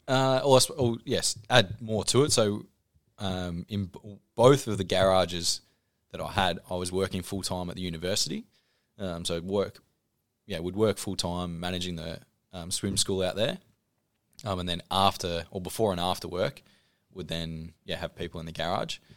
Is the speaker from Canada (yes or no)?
no; Horsham, Victoria, Australia; moved away as an adult; now in Ballarat, Australia; I grew up in Horsh, or just out of Horsham in Kwantong, uh, school there, moved to Ballarat for uni